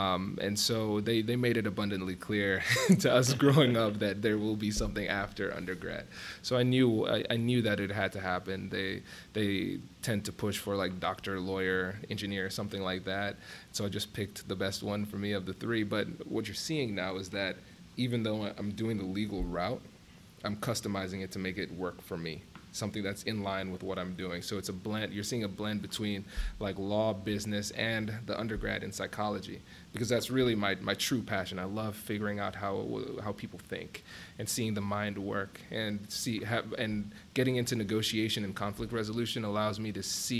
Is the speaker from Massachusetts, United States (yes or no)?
no; Tiffin, Ohio, United States; But so went through growing up in Tiffin, then came to OSU. I chose Ohio State because I wanted to get a school that had a population that was bigger than Tiffin